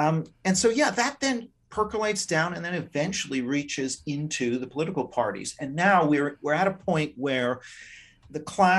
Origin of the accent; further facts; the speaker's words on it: Vancouver, British Columbia, Canada; also born or lived in Japan; I grew up, I'm Canadian. I grew up a lot abroad in Japan, for example.